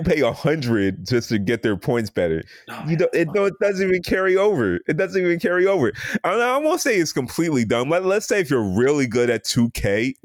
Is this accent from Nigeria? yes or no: yes; Nigeria; I'm Nigerian